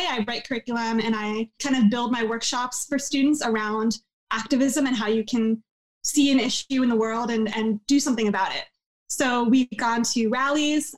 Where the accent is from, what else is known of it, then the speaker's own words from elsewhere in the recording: New Jersey, United States; growing up in New Jersey